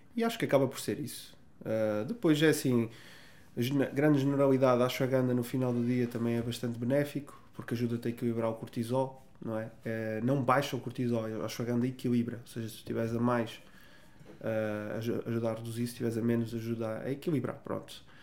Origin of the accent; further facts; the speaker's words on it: Vila Real, Norte, Portugal; Da minha cidade, Vila Real, onde eu nasci.